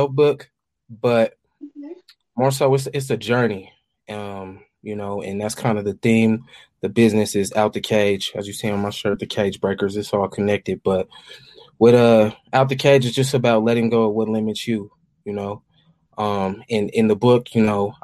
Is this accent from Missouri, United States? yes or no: no; Denver, Colorado, United States; I grew up in Montbello. That's a town in Denver, Colorado. That's where I'm from, Montbello.